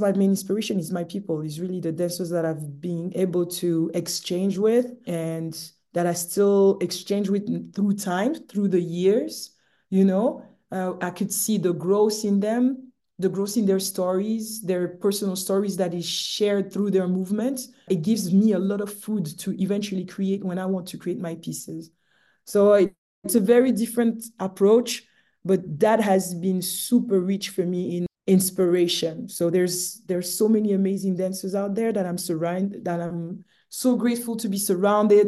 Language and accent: English; Romandy, Switzerland; moved away; growing up in Switzerland